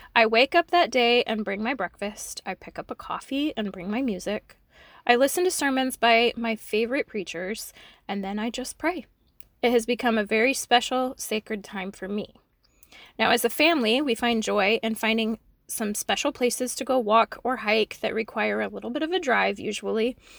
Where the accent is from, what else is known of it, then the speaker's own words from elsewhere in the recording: Fremont, Nebraska, United States; moved away; I'm originally from Fremont, Nebraska. Um, that's my hometown, and I grew up with the Blicks